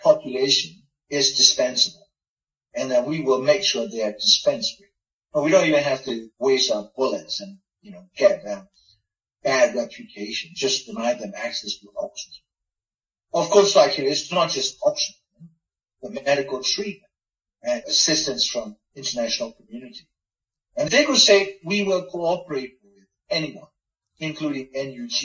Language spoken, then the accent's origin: English; Myanmar; moved away; I'm from Burma